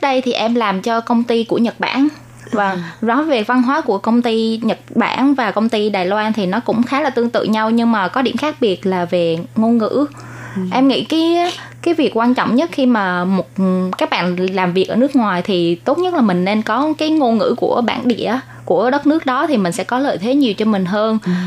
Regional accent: Vietnam; moved away as an adult; now in Taiwan

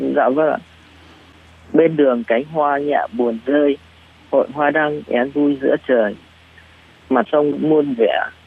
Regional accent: Vietnam; moved away as an adult; now in Taiwan; người Việt Nam mình ăn Tết thì nó vui hơn

